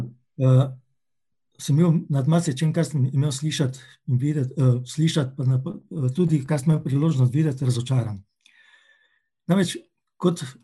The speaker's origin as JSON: {"language": "Slovenian", "town": "Maribor", "region": "Drava", "country": "Slovenia", "tie": "born or raised there", "said": "Rojen sem pa v Mariboru in Mariborčana se počutim vedno in skos, tudi Slovenca"}